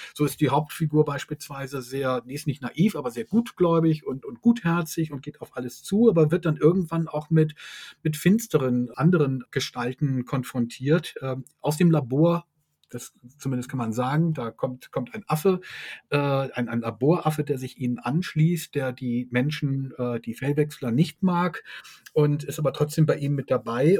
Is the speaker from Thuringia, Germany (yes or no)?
no; Hamburg, Germany; wir kommen auch beide aus Hamburg